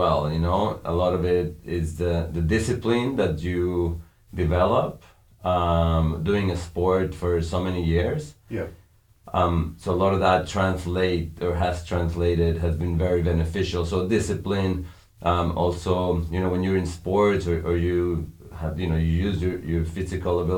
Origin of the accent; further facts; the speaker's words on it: Mexico; We grew up in Mexico, up in the mountains